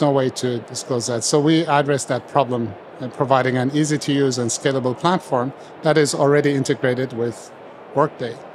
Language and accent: English; Turkey; moved away as an adult; also born or lived in United States; I grew up in Turkey